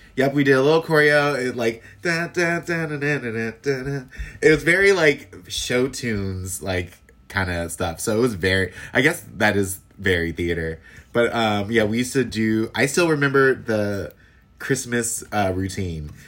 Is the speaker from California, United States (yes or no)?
yes; Los Angeles, California, United States; also born or lived in Inglewood / Oakland; now in San Francisco Bay Area, United States; I'm originally from Los Angeles and I moved up here in twenty, uh, two thousand nine